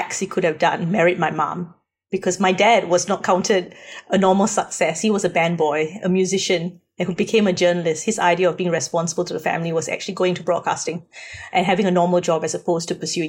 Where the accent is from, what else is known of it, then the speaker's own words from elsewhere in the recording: Singapore; moved away as an adult; now in Australia; I come from Singapore, and I came to Australia when I was 20.